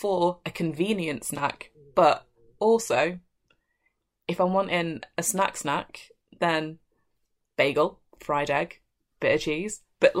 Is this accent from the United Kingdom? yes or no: yes; the Midlands, England, United Kingdom; I'm from the Midlands.